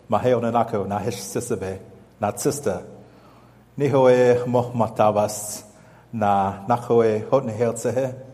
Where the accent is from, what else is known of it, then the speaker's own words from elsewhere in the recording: Northern Cheyenne Tribe of Montana, United States; I'm from the Northern Chai Tribe of Montana. My Cheyenne name translates to ….